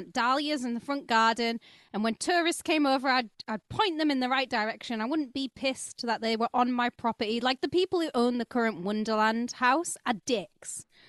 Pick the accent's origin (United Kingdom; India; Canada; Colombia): United Kingdom; Wakefield, Yorkshire and the Humber; It is. I mean, Wakefield. We're the Crips. We're from Wakefield.